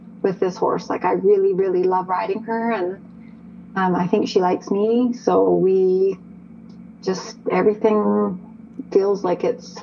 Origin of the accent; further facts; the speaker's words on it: Calgary, Alberta, Canada; also born or lived in Okotoks, Alberta; I grew up in Calgary and surrounding areas. So I've spent the better part of my life as a resident of Calgary and or Okotoks